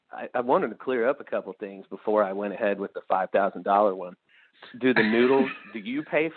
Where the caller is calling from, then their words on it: St. Louis, Missouri, United States; Hey, guys. … from St. Louis. How's it going?